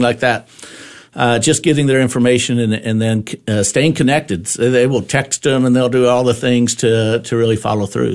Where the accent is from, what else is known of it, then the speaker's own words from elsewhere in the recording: Lindsay, Texas, United States; my hometown in Lindsay, Texas